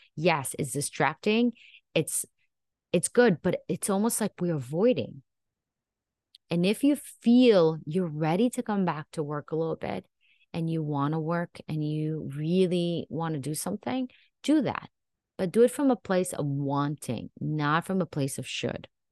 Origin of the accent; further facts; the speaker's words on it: Israel; moved away as an adult; now in United States; I actually was raised in Israel and I even served in the military for two years.